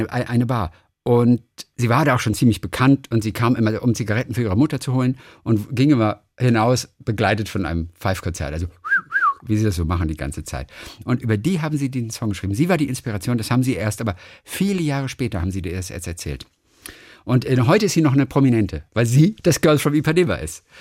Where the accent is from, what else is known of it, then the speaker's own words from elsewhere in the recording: Bavaria, Germany; Puerto Rico bis in meine Heimat nach Bayern.